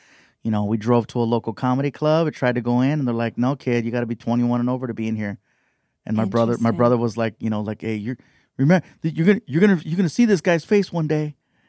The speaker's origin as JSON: {"language": "English", "town": "Long Beach", "region": "California", "country": "United States", "tie": "born or raised there", "said": "Here in Long Beach."}